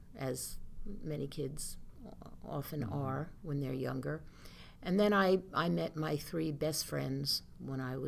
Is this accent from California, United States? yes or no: no; Oceanside, New York, United States; I started in Oceanside in school in second grade at School One